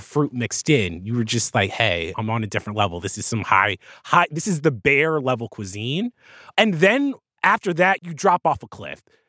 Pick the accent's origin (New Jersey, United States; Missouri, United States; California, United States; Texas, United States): New Jersey, United States; I grew up in New Jersey